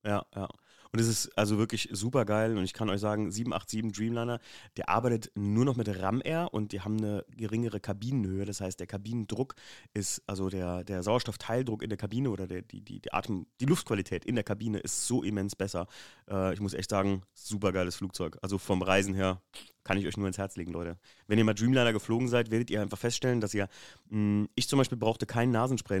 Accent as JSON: {"language": "German", "country": "Germany", "said": "wir kommen aus Deutschland"}